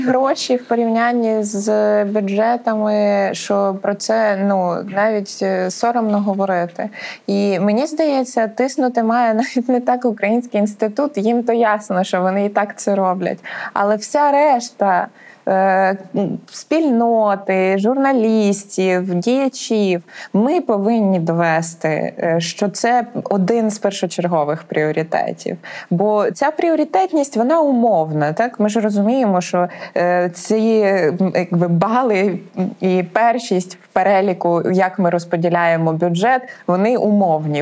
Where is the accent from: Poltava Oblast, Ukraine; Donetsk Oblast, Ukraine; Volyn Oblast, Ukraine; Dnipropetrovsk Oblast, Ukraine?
Poltava Oblast, Ukraine; я з Полтавщини